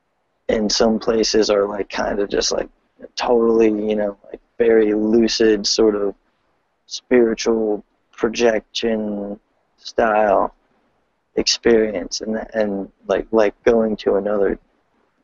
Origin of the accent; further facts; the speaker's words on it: Delaware, United States; I'm from Delaware, and I have the Paradigm Shift Delaware page on Facebook.